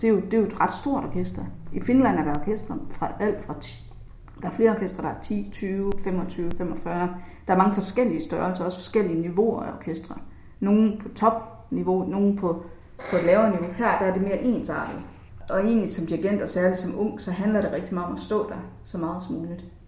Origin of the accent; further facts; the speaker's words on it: Jutland, Denmark; nu er jeg selv fra Jylland, og der, der taler vi faktisk heller ikke så meget.